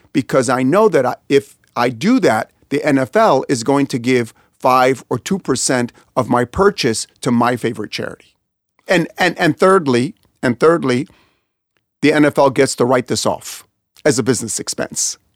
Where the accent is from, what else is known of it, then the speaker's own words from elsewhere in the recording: Kansas City, Missouri, United States; I was born in Kansas City